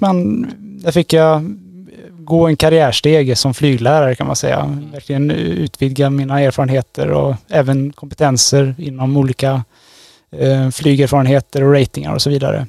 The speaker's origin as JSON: {"language": "Swedish", "town": "Trollhättan", "region": "Västra Götaland", "country": "Sweden", "tie": "born or raised there", "also_born_or_lived": "Tromsø, Norway", "moved": "as an adult", "lives_now": "Gothenburg, Sweden", "said": "jag är född och uppvuxen i Trollhättan"}